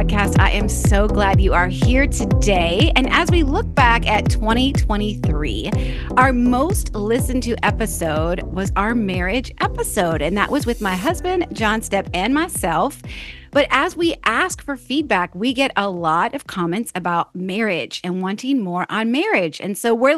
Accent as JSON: {"language": "English", "region": "Florida", "country": "United States", "tie": "born or raised there", "said": "Florida native, just like me"}